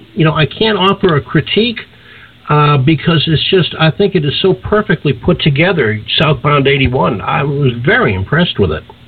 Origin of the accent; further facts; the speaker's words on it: Boston, Massachusetts, United States; being a Bostonian